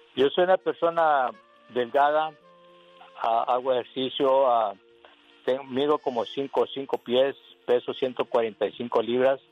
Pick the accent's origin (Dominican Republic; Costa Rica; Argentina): Costa Rica; also born or lived in Jalisco, Mexico (father's origin); now in United States; yo nací en Costa Rica, nomás que mi padre era de Patitlán, Jalisco